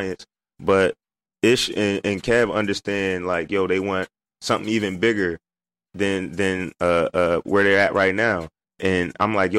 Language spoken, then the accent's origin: English; Camden, New Jersey, United States; where I'm from